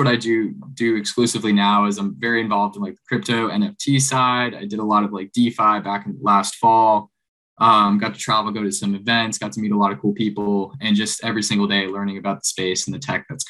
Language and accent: English; Florida Keys, United States; I grew up down in the Florida Keys, spent my whole life like fishing on a boat and living the island life for a bit